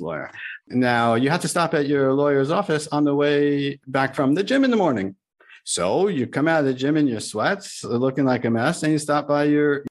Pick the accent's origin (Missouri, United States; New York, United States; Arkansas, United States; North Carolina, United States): New York, United States; moved away as an adult; now in Boca Raton, United States; I was from New York